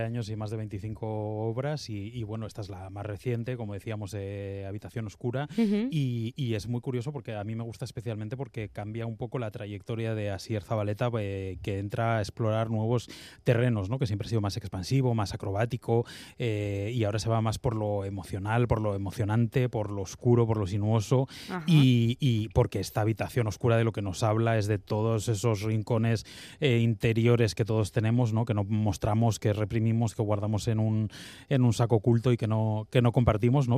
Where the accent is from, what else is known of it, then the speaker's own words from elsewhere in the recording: Bilbao, Basque Country, Spain; como bilbaíno